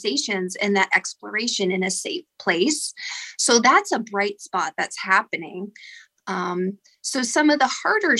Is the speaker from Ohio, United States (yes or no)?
yes; Ashtabula, Ohio, United States; also born or lived in Meadville, Pennsylvania; I'm actually from Ashtabula, Ohio, and I'm a licensed professional counselor in Meadville, Pennsylvania